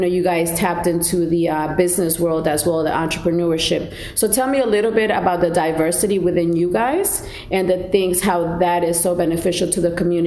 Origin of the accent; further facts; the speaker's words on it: New Jersey, United States; also born or lived in Colombia; now in Hampton Roads, United States; I'm Colombian, but I grew up in Jersey